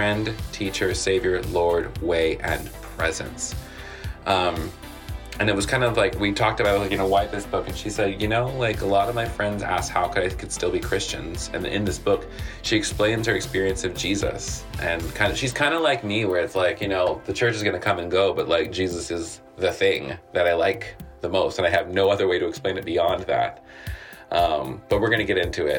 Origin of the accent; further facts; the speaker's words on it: Williamsburg, Virginia, United States; moved away; I'm originally from Williamsburg, Virginia. I grew up in the 757